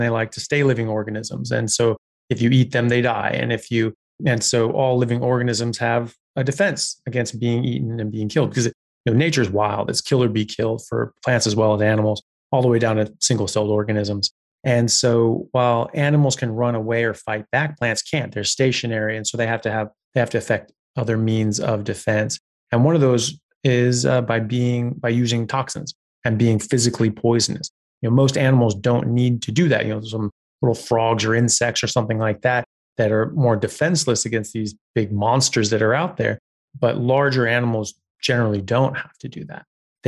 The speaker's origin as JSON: {"language": "English", "country": "United States", "moved": "as an adult", "lives_now": "Australia", "said": "I'm an American medical doctor specializing in neurosurgery"}